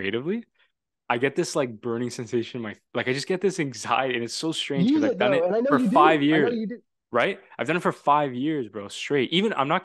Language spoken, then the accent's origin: English; Toronto, Ontario, Canada; he's from Toronto, which is where I'm from